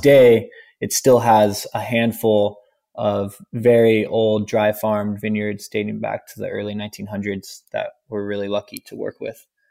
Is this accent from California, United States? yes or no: yes; Rancho Cucamonga, California, United States; I grew up in Ranch Cucamonga